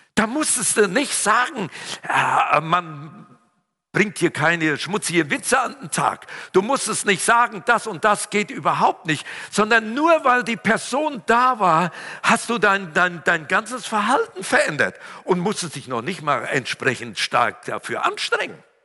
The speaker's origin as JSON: {"language": "German", "area": "Siegerland", "region": "North Rhine-Westphalia", "country": "Germany", "said": "Meine Sprache verrät ja, ich komme aus dem Siegerland"}